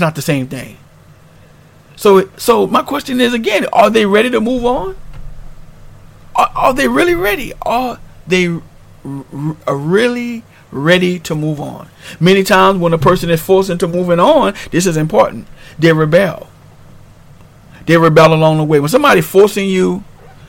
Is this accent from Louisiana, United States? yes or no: yes; New Orleans, Louisiana, United States; moved away as an adult; I'm originally from New Orleans, Louisiana, and we had to deal with the storm Katrina, and we moved on